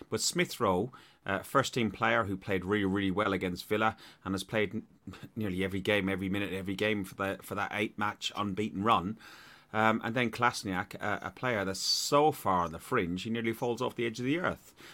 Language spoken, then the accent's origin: English; Ireland; accent: Irish; my Irish accent gets even stronger when I'm tired